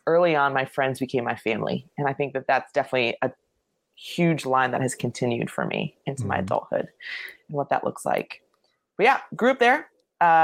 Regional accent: Lake Worth, Florida, United States; I grew up in Lake Worth, Florida, which no one ever knows where Lake Worth is

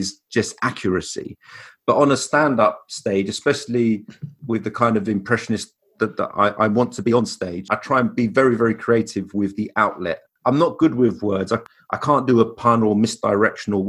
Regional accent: London, United Kingdom; I'm born and raised in Brixton in South London

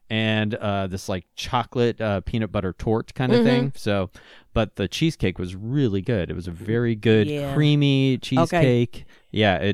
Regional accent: Pittsburgh, Pennsylvania, United States; moved away; I'm originally from Pittsburgh

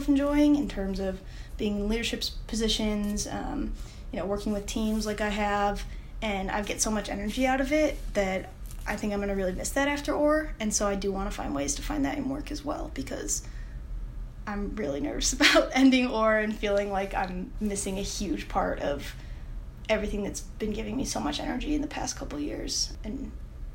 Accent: upstate New York, United States; moved away as an adult; also born or lived in Notre Dame, Indiana; now in Indianapolis, United States; I'm from upstate New York originally

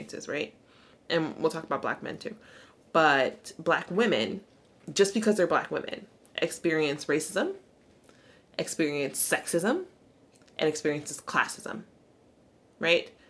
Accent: the South, United States; growing up in the South

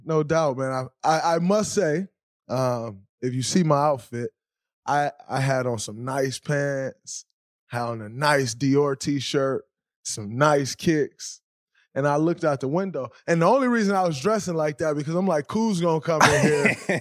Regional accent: Saginaw, Michigan, United States; I'm from Saginaw, Michigan

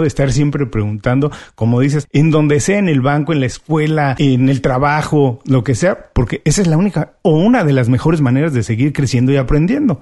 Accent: Mexico; soy buen mexicano

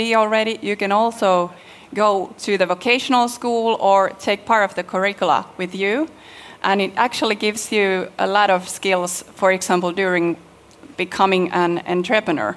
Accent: Finland

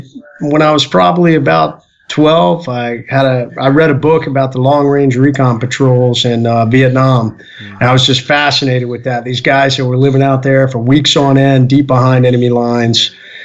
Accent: North Carolina, United States; You know, I grew up in North Carolina, off and on. I mean, I grew up everywhere.

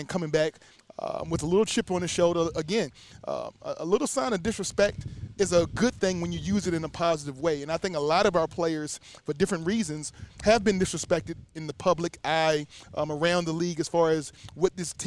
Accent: Charlottesville, Virginia, United States; being from UVA, being from my hometown

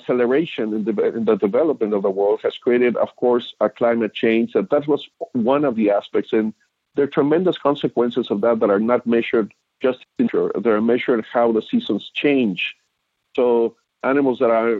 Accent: Mexico; now in United States; I was raised in Mexico

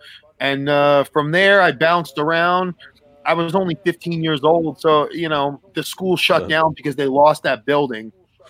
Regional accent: New York City, New York, United States; I'm from Staten Island, New York.

